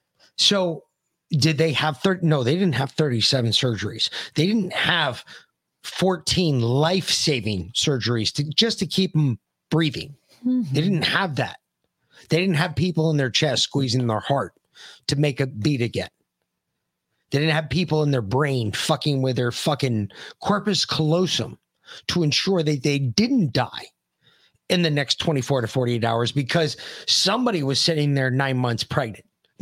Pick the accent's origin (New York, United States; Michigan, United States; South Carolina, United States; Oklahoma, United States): New York, United States; New York City; We grew up in New York City.